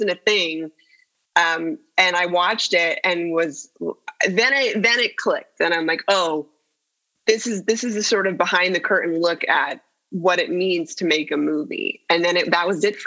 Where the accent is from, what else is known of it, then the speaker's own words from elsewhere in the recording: San Jose, California, United States; I grew up in the Bay Area, yeah, in San Jose